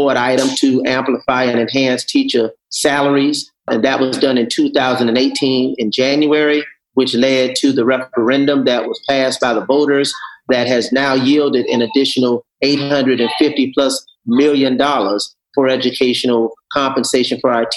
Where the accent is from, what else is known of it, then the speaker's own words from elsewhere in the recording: Miami, Florida, United States; the youngest of six children born and raised in Liberty City